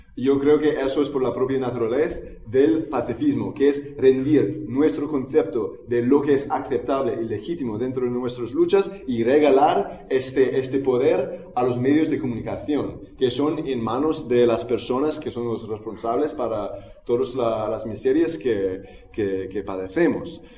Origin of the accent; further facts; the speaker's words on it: United States; now in Barcelona, Spain; en los Estados Unidos, ah, que es de donde soy yo